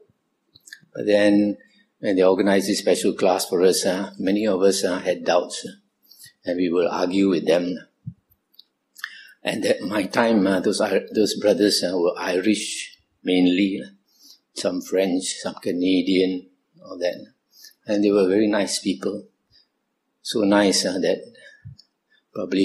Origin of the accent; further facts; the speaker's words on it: Kuala Lumpur, Malaysia; I was born in Kuala Lumpur, 1947. I grew up in Kuala Lumpur.